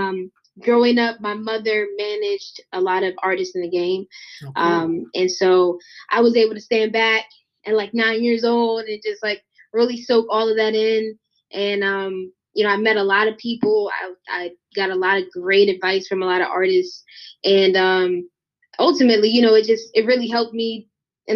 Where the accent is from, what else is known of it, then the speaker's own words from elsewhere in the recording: Severn, Maryland, United States; I'm from Baltimore, Maryland, specifically from Severn, Maryland